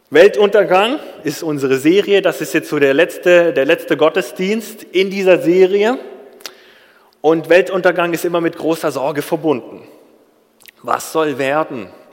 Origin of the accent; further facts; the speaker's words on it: Germany; Als Deutscher